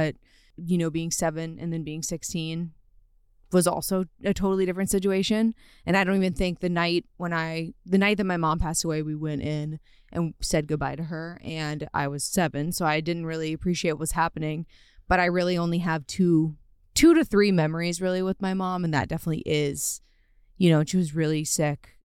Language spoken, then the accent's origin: English; Louisiana, United States; So I am from Louisiana